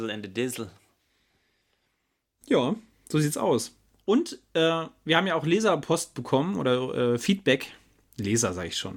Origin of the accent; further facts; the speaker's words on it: Saxony, Germany; Wir kommen aus Sachsen, versuchen so, äh, so gut es geht, unsere, unser Hochdeutsch eigentlich zu kultivieren.